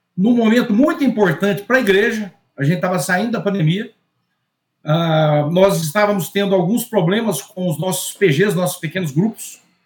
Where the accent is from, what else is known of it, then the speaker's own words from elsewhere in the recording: Bahia, Brazil; sou da Bahia